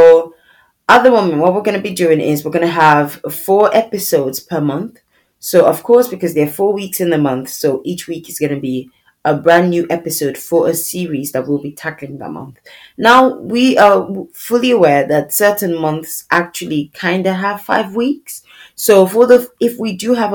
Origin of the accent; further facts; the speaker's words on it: Nigeria; now in United Kingdom; I currently reside in the UK, but I'm originally from Nigeria